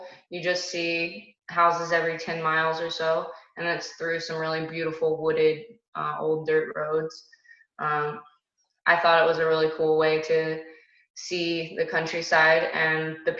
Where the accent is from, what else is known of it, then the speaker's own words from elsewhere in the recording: Indiana, United States; because I'm from Indiana